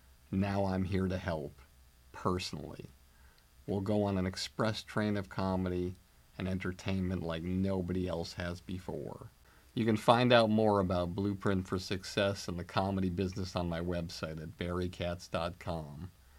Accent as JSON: {"language": "English", "region": "New England", "country": "United States", "said": "And I'm from New England. Our motto is, \"Shut up.\""}